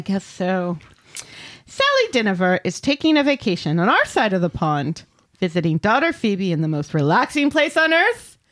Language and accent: English; Connecticut, United States; moved away; I'm just from Connecticut